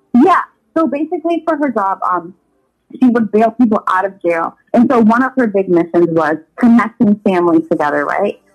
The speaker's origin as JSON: {"language": "English", "town": "Woodbridge", "region": "Virginia", "country": "United States", "tie": "born or raised there", "moved": "as an adult", "lives_now": "Los Angeles, United States", "said": "born and raised Northern Virginia"}